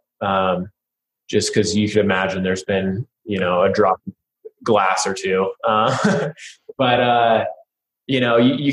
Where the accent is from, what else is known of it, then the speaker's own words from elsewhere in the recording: Sisters, Oregon, United States; I grew up in Sisters, Oregon, so pretty close to Bend, just a little north